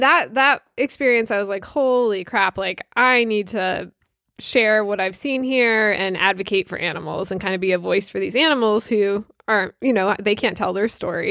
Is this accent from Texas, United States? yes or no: no; Connecticut, United States; moved away as an adult; I grew up in Connecticut, so I went to Block Island growing up as a kid